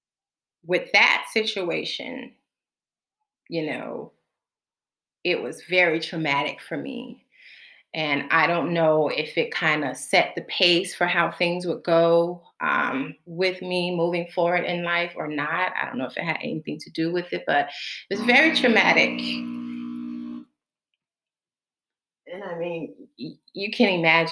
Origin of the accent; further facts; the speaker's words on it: Florida, United States; moved away as an adult; now in Bahamas; I was born in the Bahamas, and so I grew up and was raised in Florida, and I have lived in the United States from the age of 4 up until November 13th of last year, 2019